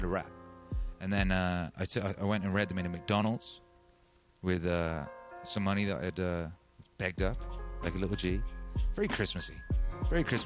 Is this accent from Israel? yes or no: no; Wales, United Kingdom; I grew up in Wales and I speak some Welsh